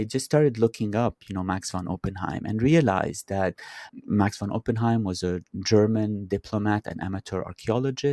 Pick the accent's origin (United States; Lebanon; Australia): Lebanon; Beirut, Beirut Governorate; growing up in Beirut, I used to have lunch at my maternal grandparents' house every other Sunday.